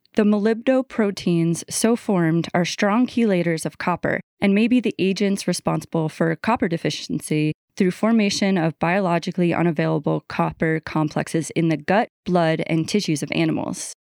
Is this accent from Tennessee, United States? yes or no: no; New York, United States; moved away; I was raised in New York, right next to New Jersey